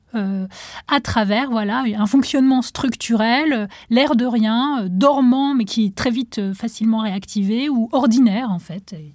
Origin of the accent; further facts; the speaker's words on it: Tunisia; moved away as an adult; now in France; j'ai grandi en Tunisie, et donc en arrivant en France